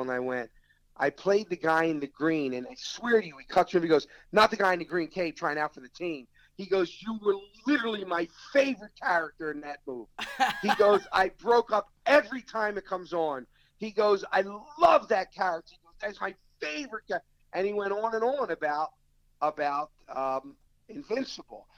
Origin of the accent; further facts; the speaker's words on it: Philadelphia, Pennsylvania, United States; I'm from Philly